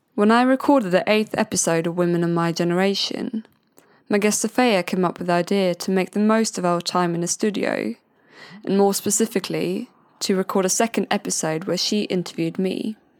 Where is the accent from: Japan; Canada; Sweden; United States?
Sweden; English is a second language; moved away as an adult; now in Brighton, United Kingdom; I'm originally from Sweden